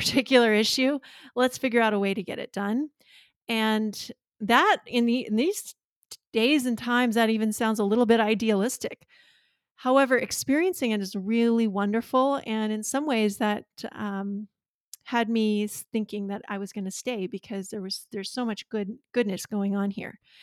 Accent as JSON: {"language": "English", "area": "near Glacier National Park", "region": "northern Montana", "country": "United States", "tie": "born or raised there", "also_born_or_lived": "Washington, D.C. / California / Colorado / Livingston, Montana", "said": "I grew up on a cattle ranch near here, and so uh, I live in my hometown now"}